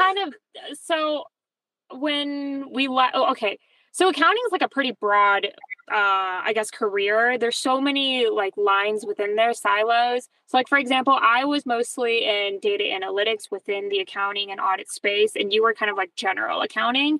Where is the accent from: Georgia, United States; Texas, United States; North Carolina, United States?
Georgia, United States; Atlanta; also born or lived in New York; I'm not from Colombia, but my parents are. So I was raised Colombia, and all my friends growing up were Colombian, even though we lived in Atlanta.